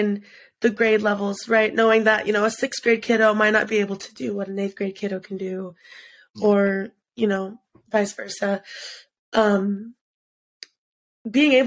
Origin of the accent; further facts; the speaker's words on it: United States; I was born in the States